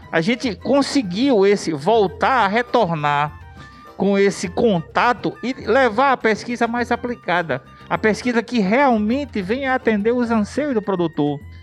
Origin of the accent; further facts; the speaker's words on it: Natal, Rio Grande do Norte, Brazil; now in Mossoró, Brazil; sou natalense, mas é radicado em Mossoró há mais de 35 anos, ou seja, já me sinto muito mais mossoroense